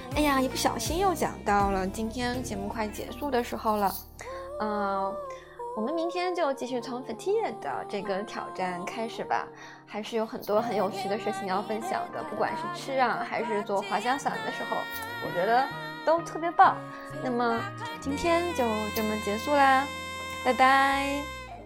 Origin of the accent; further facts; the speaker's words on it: China; 我们中国人